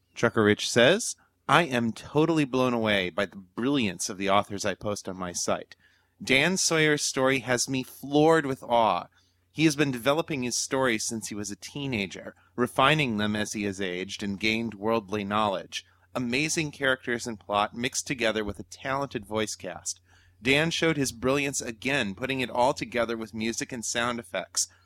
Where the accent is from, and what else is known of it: New Zealand